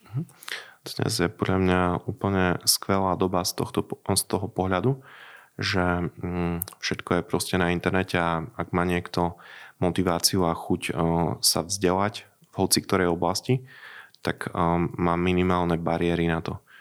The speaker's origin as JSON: {"language": "Slovak", "town": "Sabinov", "region": "Prešov Region", "country": "Slovakia", "moved": "yes", "lives_now": "Košice, Slovakia", "said": "Ja pochádzam zo Sabinova, ale už dlhodobo žijem v Košiciach"}